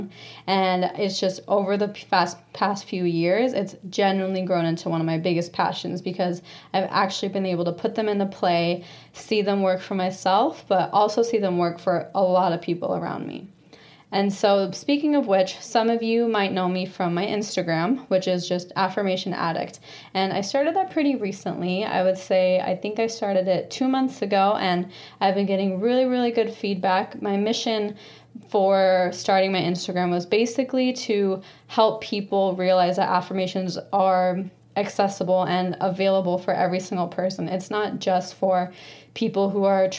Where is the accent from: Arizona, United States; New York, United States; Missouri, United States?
Arizona, United States; Phoenix; I was born and raised in Phoenix, Arizona